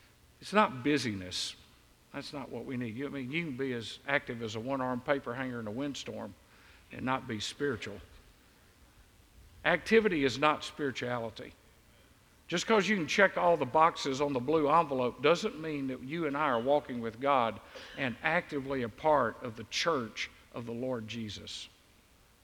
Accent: Deep South, United States; I grew up in the Deep South

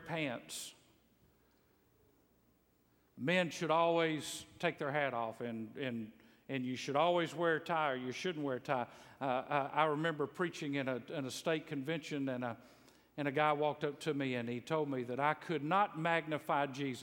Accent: Bible Belt, the South, United States; I grew up in the South in the Bible Belt

